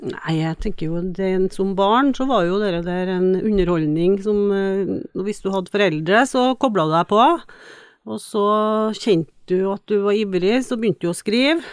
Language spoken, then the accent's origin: Norwegian; Trøndelag, Norway; moved away as an adult; also born or lived in Tromsø; jeg kommer jo fra Trøndelag og vokser jo opp i en veldig friluftslivsinteressert